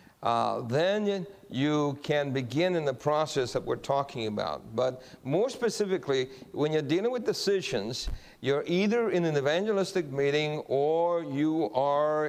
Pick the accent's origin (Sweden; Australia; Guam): Guam; I'm from Guam also.